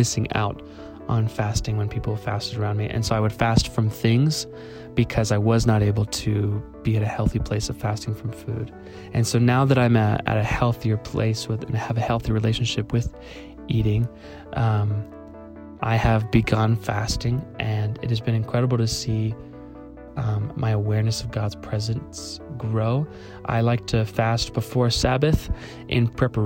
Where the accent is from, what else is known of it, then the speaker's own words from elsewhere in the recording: Albuquerque, New Mexico, United States; I am from Albuquerque, New Mexico